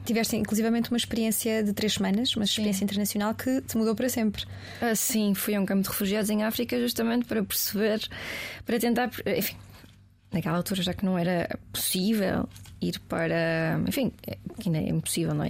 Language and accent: Portuguese; Portugal; eu sou portuguesa, não sou americana.